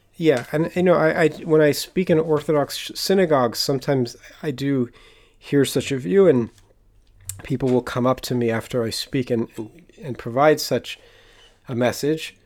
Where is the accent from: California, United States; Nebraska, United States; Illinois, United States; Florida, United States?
California, United States; now in Jerusalem, Israel; I grew up in California on an acre of land with an organic garden